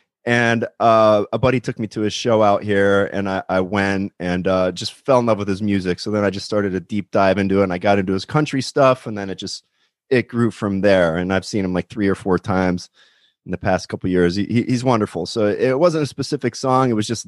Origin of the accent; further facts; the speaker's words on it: California, United States; especially now during these lockdowns as a Californian.